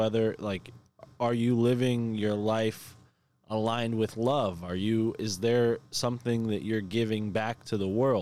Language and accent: English; Connecticut, United States; that being my home state